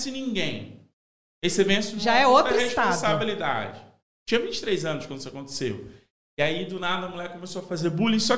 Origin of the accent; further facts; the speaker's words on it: Madureira, Rio de Janeiro, Brazil; eu sou de Madureira